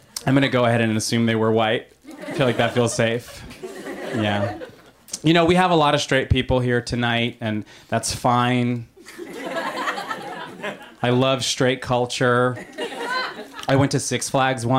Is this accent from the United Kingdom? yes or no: no; Long Island, New York, United States; I am from Long Island